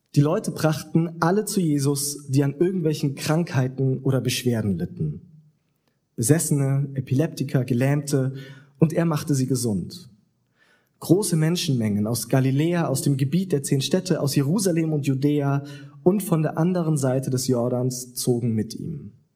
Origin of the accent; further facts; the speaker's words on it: Southern Germany, Germany; moved away; da, wo ich herkomme, in Süddeutschland